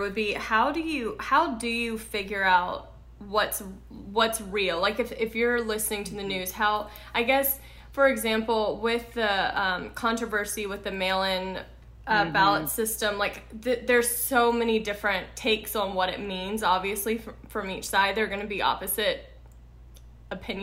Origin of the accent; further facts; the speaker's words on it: Louisiana, United States; I'm from the South, I'm from Louisiana